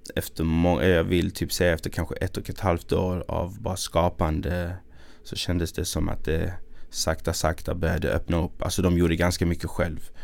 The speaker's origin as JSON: {"language": "Swedish", "town": "Malmö", "region": "Skåne", "country": "Sweden", "accent": "Malmö dialect", "said": "när jag gjorde min grej i Malmö"}